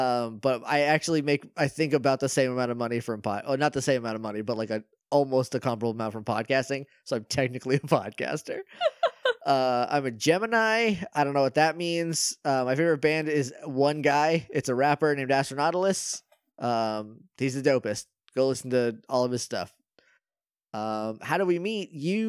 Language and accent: English; Ringe, New Hampshire, United States; now in Austin, United States; I'm from Ringe, New Hampshire, originally, and I live in Austin, Texas now.